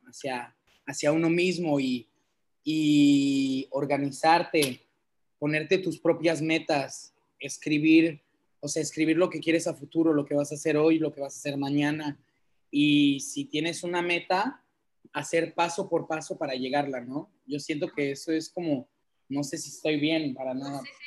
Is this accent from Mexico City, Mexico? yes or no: no; Cancún, Quintana Roo, Mexico; also born or lived in Bordeaux, France; nací en Cancún, pero mis papás son franceses